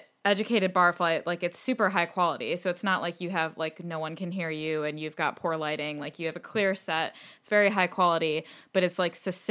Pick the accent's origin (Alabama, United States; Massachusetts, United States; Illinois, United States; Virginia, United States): Illinois, United States; Chicago; moved away as an adult; now in London, United Kingdom; born and raised in Chicago, went to college in Chicago. And decided I wanted to move to London